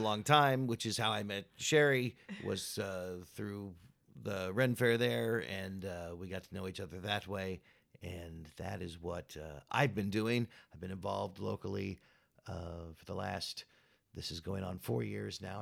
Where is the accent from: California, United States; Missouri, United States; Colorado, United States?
Missouri, United States; Kansas City; moved away as an adult; I'm originally from Kansas City, Missouri